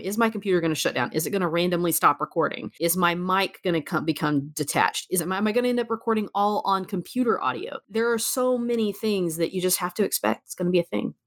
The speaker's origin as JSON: {"language": "English", "country": "United States", "said": "I'm an American"}